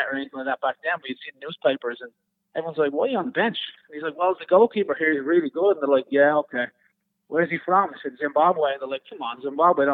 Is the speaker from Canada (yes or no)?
no; Dublin, Leinster, Ireland; moved away as an adult; now in United States; as a young kid growing up in Dublin